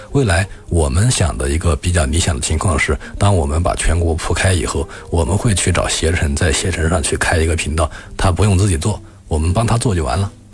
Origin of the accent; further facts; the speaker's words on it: Hubei, China; 我是湖北人